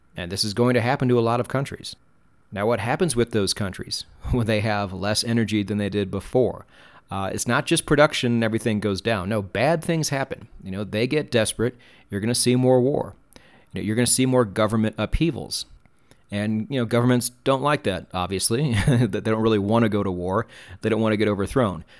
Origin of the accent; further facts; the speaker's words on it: United States; I'm an American and we pronounce things wrong